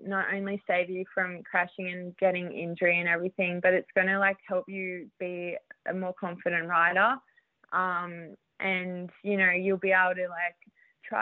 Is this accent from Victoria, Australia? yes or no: no; New South Wales, Australia; moved away as an adult; also born or lived in Queensland / Canberra; now in Southern California, United States; I grew up in New South Wales, but yeah, I'm from Queensland